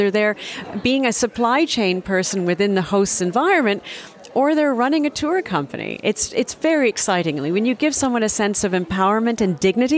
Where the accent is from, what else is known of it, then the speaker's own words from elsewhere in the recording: Canada; accent: Canadian; now in South Africa; Just to verify, my accent is Canadian, but I left Canada many, many, many years ago. I've been on the continent since 1991, so my roots are very much in Africa, and very blessed to have been in South Africa for the last 24 years